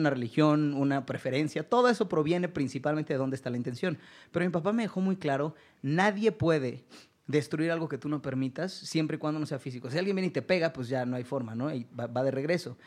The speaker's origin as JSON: {"language": "Spanish", "country": "Mexico", "said": "Yo soy mexicano, vivo en México, me desarrollo en México"}